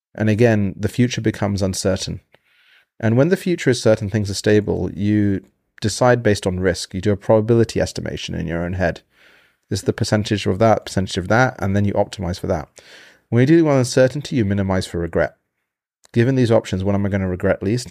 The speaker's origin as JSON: {"language": "English", "country": "United Kingdom", "moved": "yes", "lives_now": "United States", "said": "being in America, I'm from Britain"}